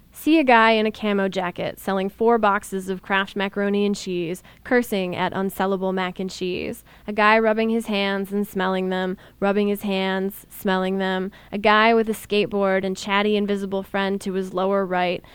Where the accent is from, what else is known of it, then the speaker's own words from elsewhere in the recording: Ohio, United States; my home state was famous all over the country